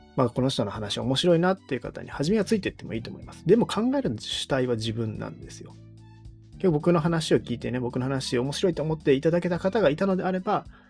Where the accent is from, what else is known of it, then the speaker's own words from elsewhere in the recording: Kyoto, Japan; moved away as an adult; also born or lived in Shiga; 京都の出身なんですけども、京都の高校を出て、えー、滋賀の大学に行った